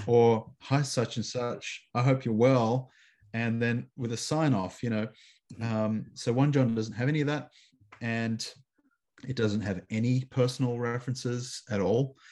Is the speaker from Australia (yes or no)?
yes; Canberra, Australian Capital Territory, Australia; moved away as an adult; also born or lived in Chicago / Sydney; I'm living back in my hometown of Canberra, Australia, which is the capital city of Australia